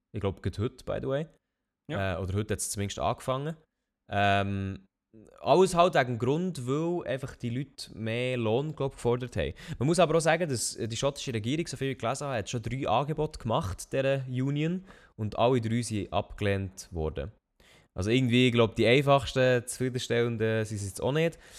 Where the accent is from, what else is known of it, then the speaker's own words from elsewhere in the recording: Switzerland; in dem Dorf, wo ich aufgewachsen bin, das war halt recht gut mit dem Zug angeschlossen gewesen